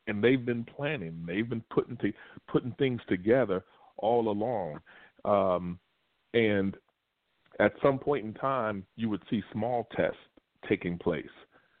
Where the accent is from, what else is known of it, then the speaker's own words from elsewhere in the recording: Lexington, Kentucky, United States; moved away; I remember still being in Kentucky, Lexington, Kentucky, which is my hometown